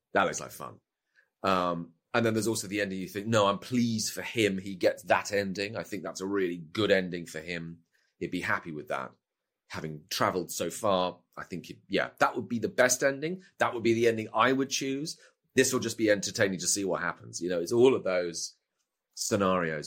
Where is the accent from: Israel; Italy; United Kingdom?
United Kingdom; as a Brit